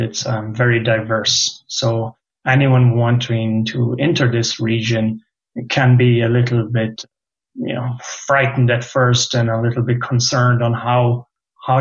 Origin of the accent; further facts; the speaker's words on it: Ireland; moved away as an adult; also born or lived in Limerick / Germany; we, as the Irish community of the past, we've always been roaming or been sent to foreign lands